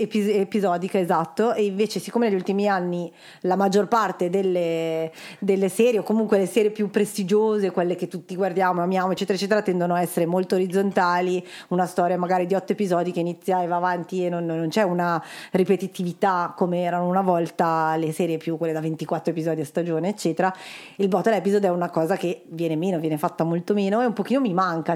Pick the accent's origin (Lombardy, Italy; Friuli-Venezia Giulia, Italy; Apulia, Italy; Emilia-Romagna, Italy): Lombardy, Italy; Milan; vengo da Milano